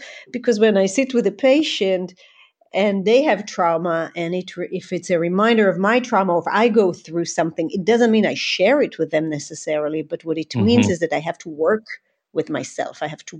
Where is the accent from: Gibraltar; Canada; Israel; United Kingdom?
Israel; I grew up in Israel. My parents immigrated when they were young children. My father is from Iran. My mother is from Syria.